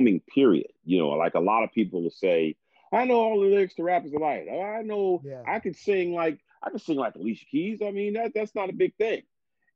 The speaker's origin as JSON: {"language": "English", "town": "Teaneck", "region": "New Jersey", "country": "United States", "tie": "born or raised there", "also_born_or_lived": "Manhattan, New York / Brooklyn, New York / Queens, New York / Bronx, New York", "said": "I grew up as a New York kid that moved out to Jersey."}